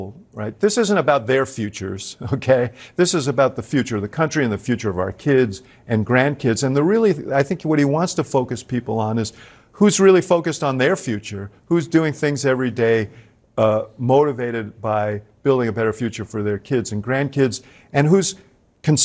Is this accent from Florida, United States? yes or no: no; Chicago, Illinois, United States; I come from Chicago.